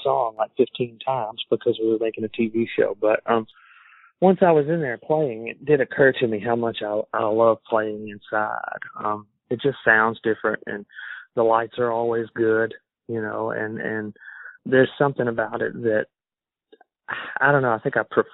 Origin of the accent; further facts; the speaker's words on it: Alabama, United States; accent: southern; I'm from Alabama and I have a southern accent